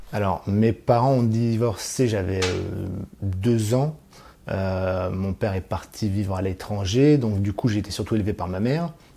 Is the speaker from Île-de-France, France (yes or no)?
yes; Île-de-France, France; also born or lived in Clichy / Valois; j'ai grandi en Ile-de-France, euh, entre euh, la ville de Clichy et le Valois.